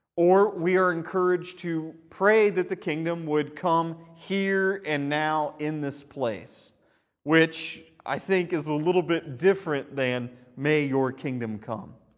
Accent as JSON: {"language": "English", "country": "United States", "said": "as an American"}